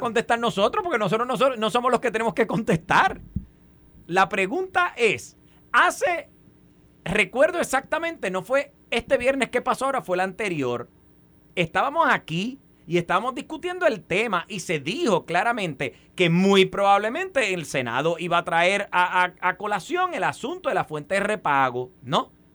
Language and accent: Spanish; Puerto Rico; nosotros como puertorriqueños y puertorriqueñas